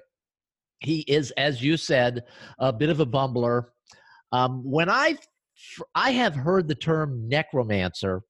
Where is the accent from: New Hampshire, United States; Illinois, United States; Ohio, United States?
Ohio, United States; I am from Ohio